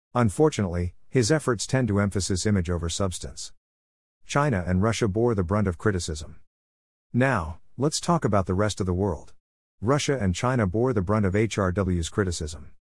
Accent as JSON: {"language": "English", "country": "Canada", "said": "my home country of Canada"}